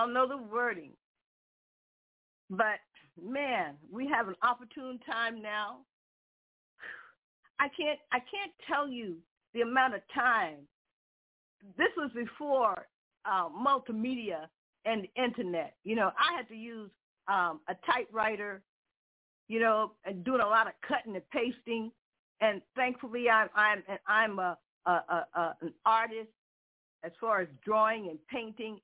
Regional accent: New York, United States; moved away as an adult; also born or lived in Manhattan; now in Connecticut, United States; I came from New York. I grew up in New York

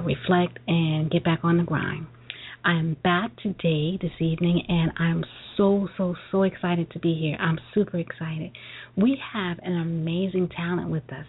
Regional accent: New York City, New York, United States; Brooklyn girl

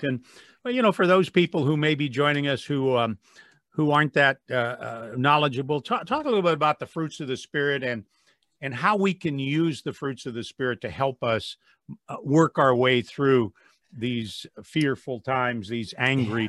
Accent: Wadsworth, Ohio, United States; my hometown of Wadsworth

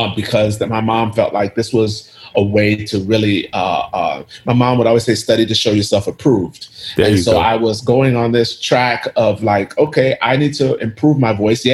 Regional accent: United States; I grew up in the States. I never lived in Ghana, but I do go back quite often.

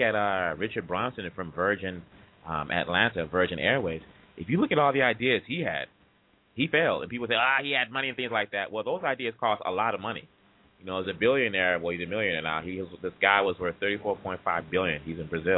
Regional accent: DR Congo; now in United States; I was born there, and I grew up there, and I grew up here in the States.

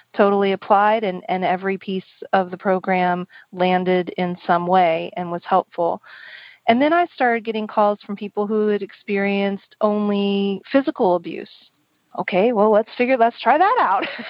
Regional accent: Oklahoma, United States; moved away; also born or lived in San Francisco; I grew up in the kind of the northeast corner um, of the of the um, state, and I really loved my country upbringing

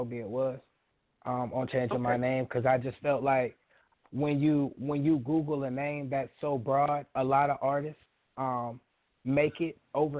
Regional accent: Panama City, Florida, United States; Really, I'm from Florida. I'm from Panama City, Florida

